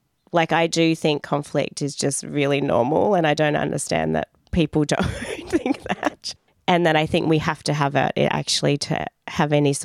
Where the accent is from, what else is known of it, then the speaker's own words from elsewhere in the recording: Dandenong, Victoria, Australia; growing up as a migrant, growing up in Dandenong